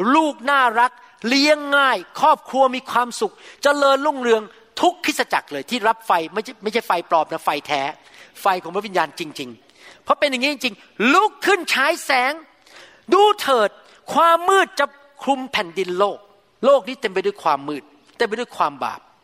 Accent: Thailand; now in United States

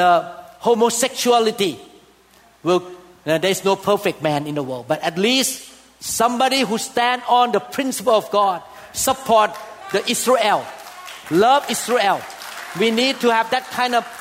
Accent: Thailand; moved away; I came from Thailand. And I know that Thailand people worship idols big time

